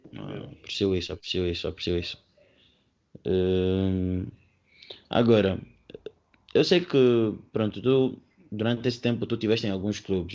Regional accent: Angola; eu também sou angolano

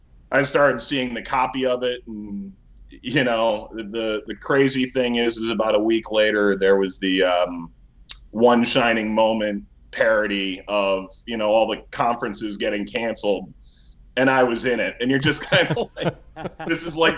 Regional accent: Cleveland, Ohio, United States; moved away; I grew up in Cleveland.

